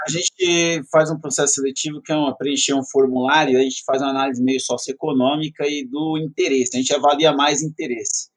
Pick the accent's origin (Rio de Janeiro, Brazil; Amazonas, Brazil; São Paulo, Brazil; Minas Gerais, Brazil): São Paulo, Brazil; Itaquaquecetuba; Sou de Itacoaxetuba, estudei desde a primeira série na escola Homero Fernando Milano até o terceiro ano do colégio